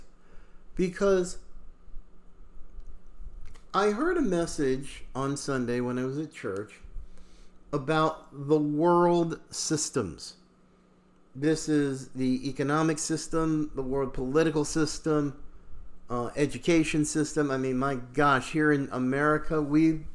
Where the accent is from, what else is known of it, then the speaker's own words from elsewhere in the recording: United States; I am an American